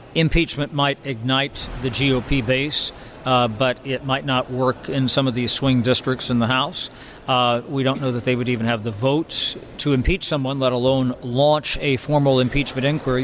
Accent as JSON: {"language": "English", "region": "Southwest Ohio", "country": "United States", "tie": "born or raised there", "said": "I grew up in Southwest Ohio"}